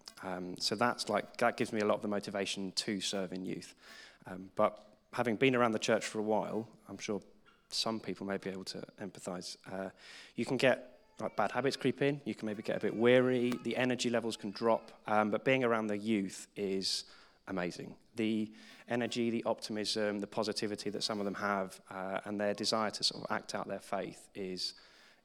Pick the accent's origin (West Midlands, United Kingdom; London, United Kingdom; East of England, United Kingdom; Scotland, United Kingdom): London, United Kingdom; Croydon; I come from Croydon